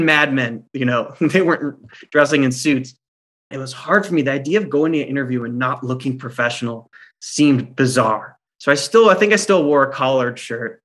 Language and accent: English; Orange County, California, United States; I grew up in Orange County